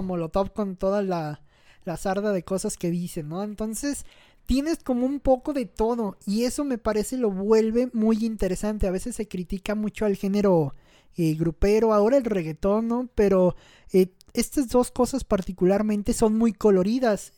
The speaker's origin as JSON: {"language": "Spanish", "country": "Mexico", "said": "como mexicano"}